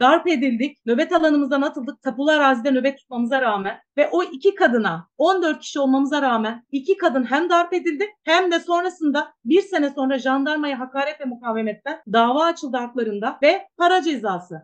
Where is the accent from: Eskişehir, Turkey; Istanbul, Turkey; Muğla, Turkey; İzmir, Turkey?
Muğla, Turkey; İkizköy; moved away as an adult; İkizköylüyüm. İkizköy'de doğdum. Burada büyüdüm.